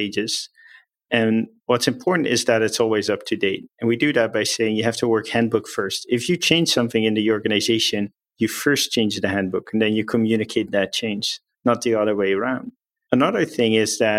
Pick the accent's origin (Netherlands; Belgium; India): Netherlands; moved away; I'm from the Netherlands.